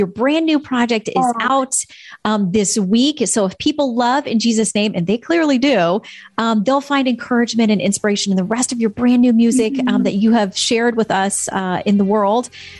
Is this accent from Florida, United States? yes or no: yes; Florida, United States; I'm a born and raised in Florida girl